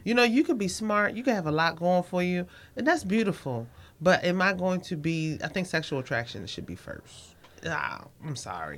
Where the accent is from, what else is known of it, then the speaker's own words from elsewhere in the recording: Baltimore, Maryland, United States; I'm from Baltimore